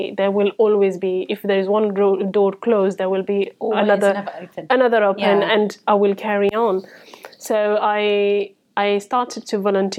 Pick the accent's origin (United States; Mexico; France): France; English is a second language; moved away as an adult; So I moved here from France. I followed my ex-husband with my three children. And I couldn't speak a word of English.